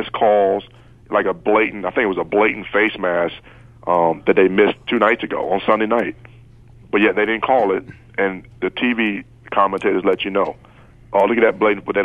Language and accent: English; Virginia, United States; when we were growing up in Virginia area